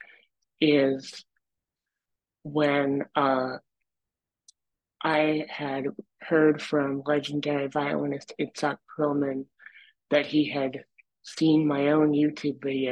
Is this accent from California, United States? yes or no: no; Dexter, Michigan, United States; I grew up in Dexter, Michigan, and I really enjoyed growing up there